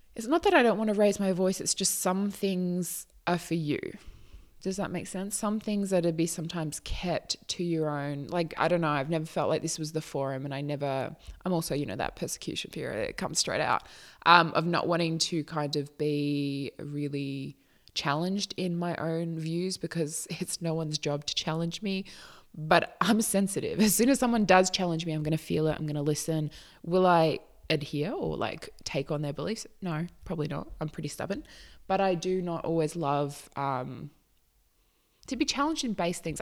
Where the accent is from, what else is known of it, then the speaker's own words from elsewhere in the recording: Australia; I am not American. I am Australian.